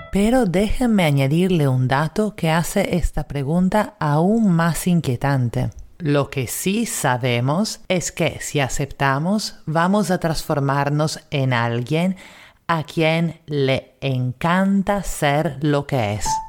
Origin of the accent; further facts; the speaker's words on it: Italy; now in Lima, Peru; italiana en Lima